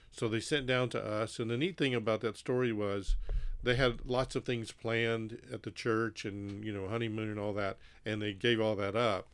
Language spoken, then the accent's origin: English; Mississippi, United States; also born or lived in Texas / Haiti; I originate from Mississippi.